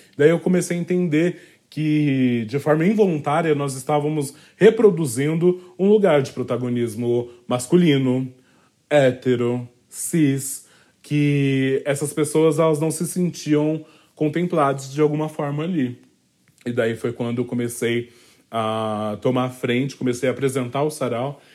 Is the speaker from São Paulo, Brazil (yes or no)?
yes; São Paulo, Brazil; Eu sou nascida e criada é, no Valo Velho, distrito do Capão Redondo